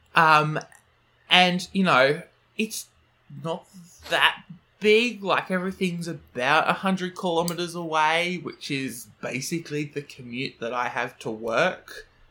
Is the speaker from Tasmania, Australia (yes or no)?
no; Brisbane, Queensland, Australia